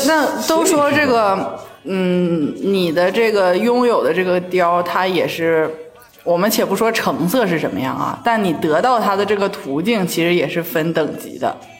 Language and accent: Chinese; Shenyang, Liaoning, China; now in Shanghai, China; 我家是沈阳的嘛